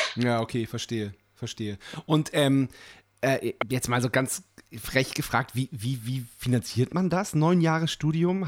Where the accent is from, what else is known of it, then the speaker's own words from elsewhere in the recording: Lüchow-Dannenberg district, Lower Saxony, Germany; wir kommen ja hier aus dem Landkreis Lüchow-Dannenberg